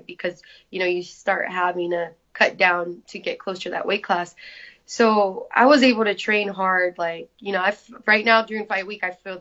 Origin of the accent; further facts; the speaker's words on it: San Jose, California, United States; moved away as an adult; I'm originally from San Jose. You know, my family's there